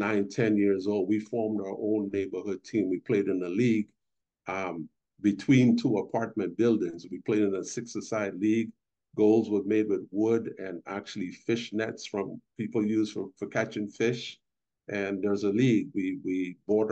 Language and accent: English; Port of Spain, Trinidad & Tobago; now in United States; I'm originally from Trinidad and Tobago, Port of Spain, capital city. I'm from the inner city